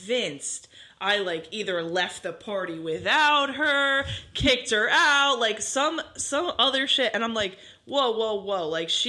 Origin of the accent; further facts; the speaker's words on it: Freehold, New Jersey, United States; We're both from Freehold, so we went to a special school for